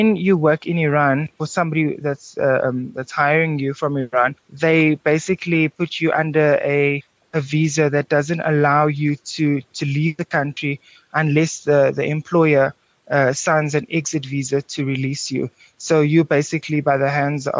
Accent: Cape Town, Western Cape, South Africa; being a South African Cape Townian guy

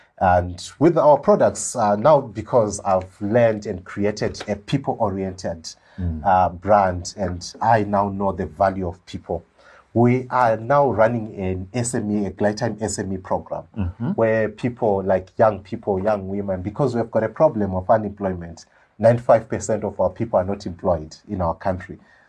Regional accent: Kami, Zimbabwe; also born or lived in Mberengwa / Gwanda; I came from Kami, went to Mberengwa, went to Gwanda, your rural area, attended my high school, Chinoy, Nast.

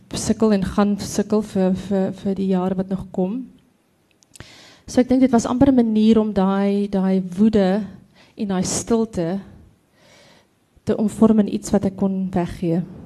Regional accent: Free State, South Africa; ek kom van die Billy Driehoek, te Pavilionskroon, so dis daar tussen dis Botawil Kroonstad wêreld.

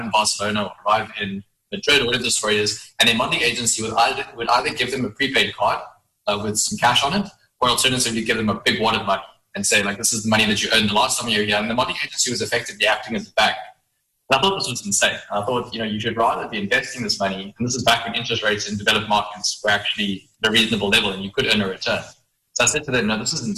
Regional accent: Johannesburg, Gauteng, South Africa; moved away as an adult; now in Cape Town, South Africa; I am from Johannesburg initially

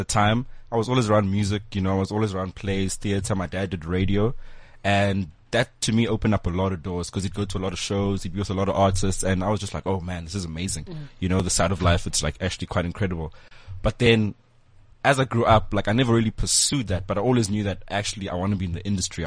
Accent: Cape Town, Western Cape, South Africa; moved away as an adult; now in Johannesburg, South Africa; I moved from Cape Town to Wits, then I left Wits, but I was still here in Joburg

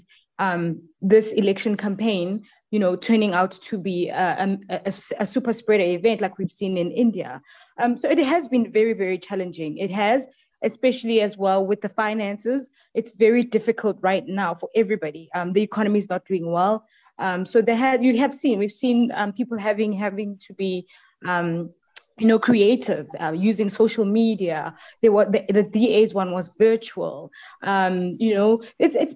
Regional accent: South Africa; as a South African

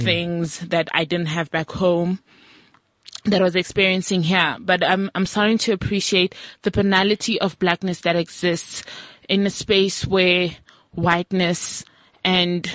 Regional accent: Mmorogong, North West, South Africa; now in Johannesburg, South Africa; I'm from like a village and like a rural area.

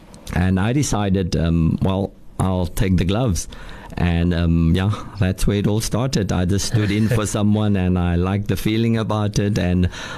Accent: Cape Town, Western Cape, South Africa; I was born in Bonthevelle, a township on the Cape Flats.

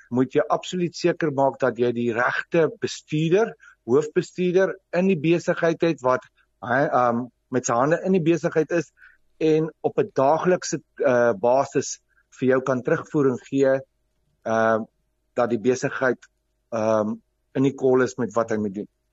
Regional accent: Vereeniging, Gauteng, South Africa; ek het skool gegaan in Vereniging in Hoërskool 3 Riviere. Ehm um, Ek het my hele skoolloopbaan daar deurgebring

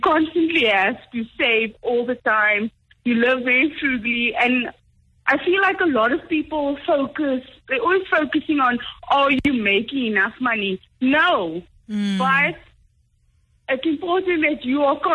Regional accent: Paarl, Western Cape, South Africa; moved away as an adult; now in Johannesburg, South Africa; I'm from Paul, which is not as exciting as nobody thinks

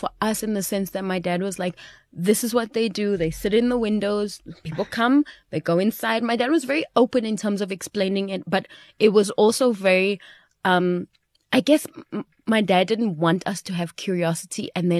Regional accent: Belgium; We grew up in Belgium. While we were in Belgium, we used to go to Paris, you know, so we used to go to France because it's like just skipping over the border.

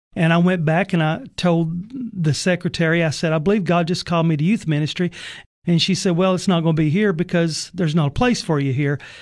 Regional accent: Sparta, Tennessee, United States; I grew up in White County in Sparta

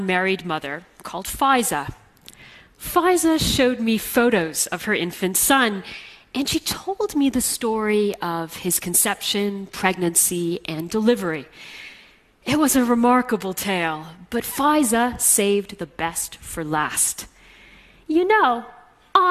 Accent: Canada; I'm half Egyptian, and I'm Muslim, but I grew up in Canada, far from my Arab roots

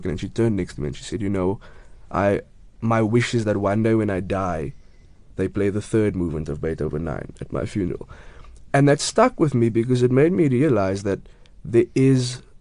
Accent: Cape Town, Western Cape, South Africa; also born or lived in Grassy Park; Originally, I was born, well, I grew up in Retreat, which is, I mean, five minutes away from Grassy Park, and then moved there a few years ago. Um, so, yeah, I'm from the southern suburbs yeah. in Cape Town

